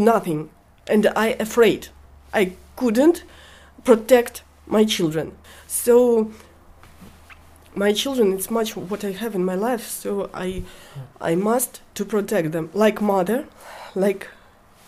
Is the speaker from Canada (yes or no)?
no; Dnipro, Dnipropetrovsk Oblast, Ukraine; English is a second language; moved away as an adult; now in Ireland; I came from Dnipro. It's the west side of Ukraine.